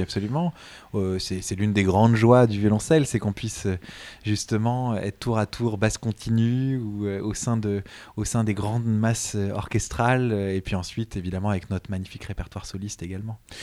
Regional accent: Montreuil, Île-de-France, France; ma ville natale de Montreuil

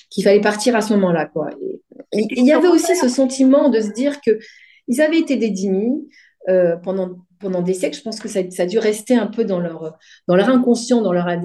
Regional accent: France; also born or lived in Tunisia; Donc, moi, quand j'arrive en France, dans les cours de récréation, quand je dis. Euh, je suis française

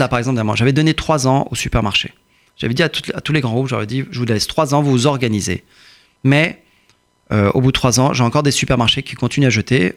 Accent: Courbevoie, Île-de-France, France; born or raised there; also born or lived in Iran

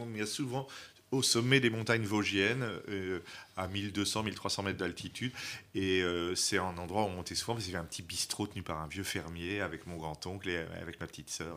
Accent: Le Havre, Normandy, France; also born or lived in Vosges; now in Paris, France; j'ai grandi euh, au Havre, en Normandie

